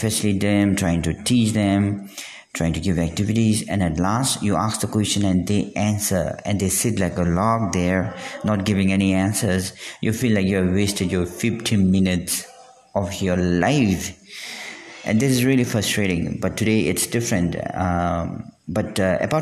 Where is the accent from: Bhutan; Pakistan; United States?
Bhutan; I'm from Bhutan